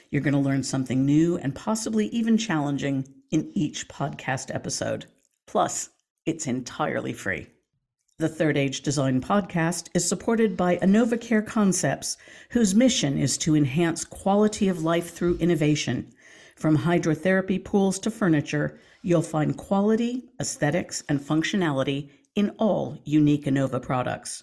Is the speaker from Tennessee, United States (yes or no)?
no; Portland, Oregon, United States; moved away; also born or lived in Ohio; lived in Portland when I was growing up